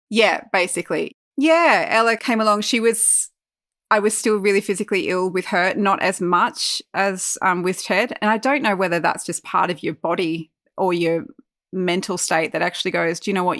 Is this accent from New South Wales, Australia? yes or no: yes; Armidale, New South Wales, Australia; also born or lived in Newcastle, Australia; we moved from Newcastle to Armidale, which was I think was four years ago now